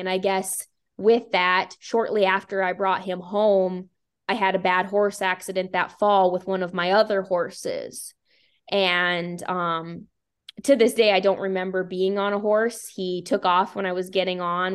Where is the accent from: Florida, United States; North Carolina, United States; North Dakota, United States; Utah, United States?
North Dakota, United States; Bowman; also born or lived in Billings, Montana; I moved back to my hometown in Bowman, North Dakota